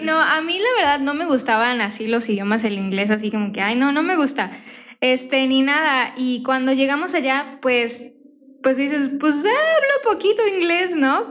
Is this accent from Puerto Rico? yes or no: no; Querétaro, Mexico; moved away as an adult; also born or lived in Tijuana / Canada; now in Phoenix, United States; tenía como nueve años cuando nos venimos de Tijuana a Querétaro.